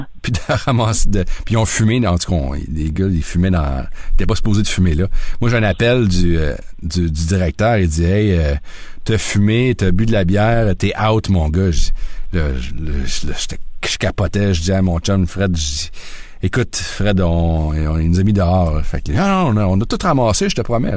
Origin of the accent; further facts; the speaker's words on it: Sherbrooke, Quebec, Canada; moved away as an adult; also born or lived in South Korea / Osaka / Yokohama; je suis un gars de Sherbrooke. J'ai grandi à Sherbrooke.